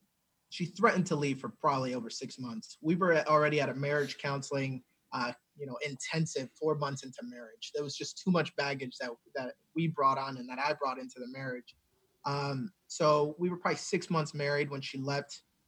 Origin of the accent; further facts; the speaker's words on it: New Jersey, United States; And I remember then growing up in New Jersey and thinking, well, now I have a father who lives in the same household as me.